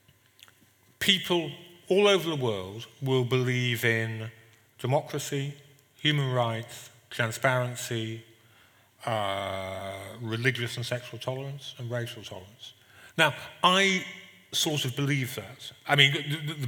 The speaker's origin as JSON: {"language": "English", "region": "England", "country": "United Kingdom", "said": "being English"}